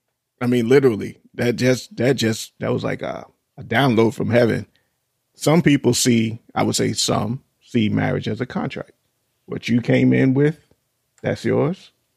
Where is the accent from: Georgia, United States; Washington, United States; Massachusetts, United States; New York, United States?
New York, United States; moved away; we grew up in New York